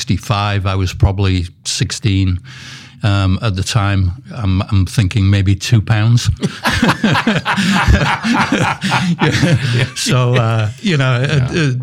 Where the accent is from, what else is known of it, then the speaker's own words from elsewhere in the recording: Filey, Yorkshire and the Humber, United Kingdom; moved away as an adult; now in Minnesota, United States; I was born in a little fishing town called Filey. And England. In England. And we moved out of there when I was nine.